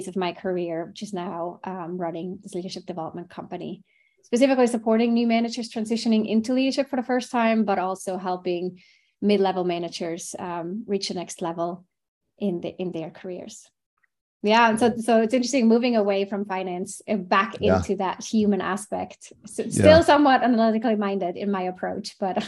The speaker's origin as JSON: {"language": "English", "country": "Switzerland", "tie": "born or raised there", "said": "I grew up in Switzerland and studied finance, thinking I might go into banking, like a typical Swiss kid"}